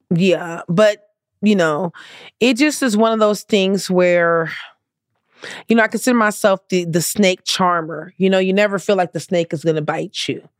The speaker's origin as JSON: {"language": "English", "town": "Compton", "region": "California", "country": "United States", "tie": "born or raised there", "said": "I grew up in the hood. I grew up in Compton"}